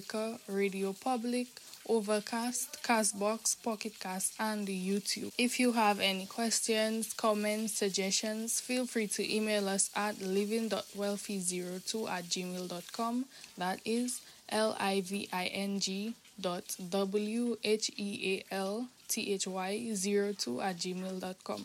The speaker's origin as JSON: {"language": "English", "country": "Dominica", "said": "I am from the Nature Isle of the Caribbean. And in case you guys don't know, the country which is considered the Nature Isle of the Caribbean is Dominica."}